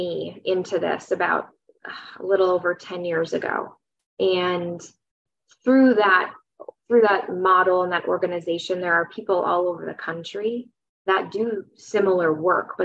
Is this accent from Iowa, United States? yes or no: no; Wisconsin, United States; moved away as an adult; also born or lived in St. Paul, Minnesota; I grew up in Wisconsin